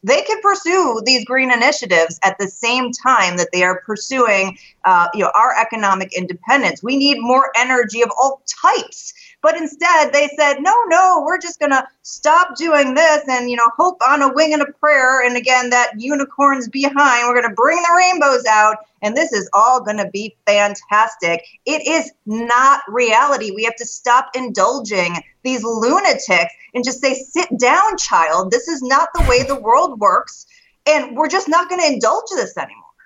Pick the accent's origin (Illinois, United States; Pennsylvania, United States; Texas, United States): Illinois, United States; Chicago; I'm from Chicago, so we have the Bears and the Bulls.